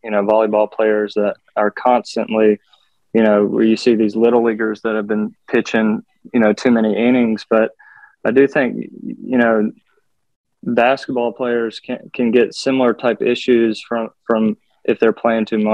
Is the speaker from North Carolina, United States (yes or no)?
yes; Rocky Mount, North Carolina, United States; also born or lived in Norfolk, Virginia / Memphis, Tennessee / Jackson, Mississippi; I grew up in North Carolina